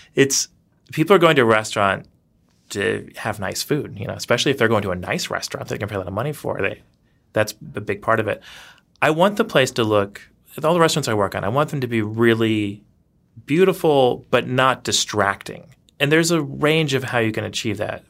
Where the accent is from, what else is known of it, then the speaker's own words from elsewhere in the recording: the South, United States; moved away as an adult; also born or lived in Louisiana / Georgia / Savannah, Georgia / New York; now in Madison, United States; I'm originally from the South in Louisiana and Georgia, so I, I kinda grew up in the, the Gothic South, as it were.